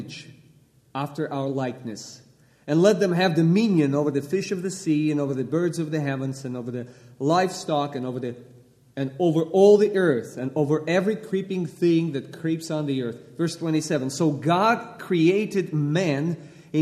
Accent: Russia; English is a second language; moved away; Originally, I was born and raised in Russia

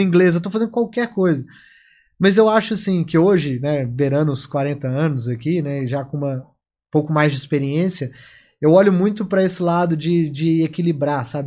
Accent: Minas Gerais, Brazil; como bom mineirinho

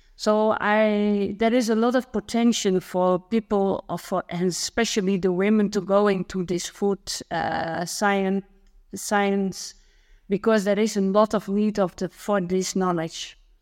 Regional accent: Netherlands; born or raised there

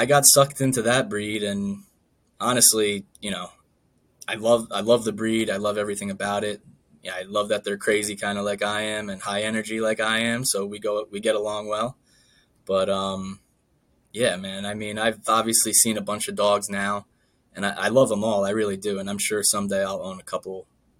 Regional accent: Northern New Jersey, United States; I'm from Northern New Jersey

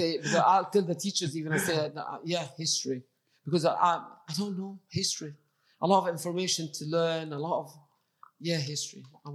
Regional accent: Egypt; English is a second language; moved away as an adult; now in United Kingdom; Because I came from Egypt, obviously, in 1984, as a qualified science teacher, qualified in Egypt, but I wasn't qualified here.

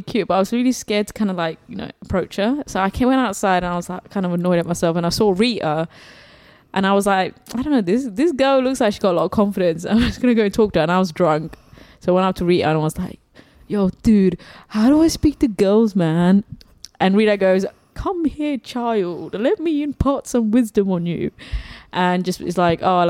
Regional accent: England, United Kingdom; moved away as an adult; now in Sydney, Australia; I'm from England, if you couldn't tell by the sexy accent.

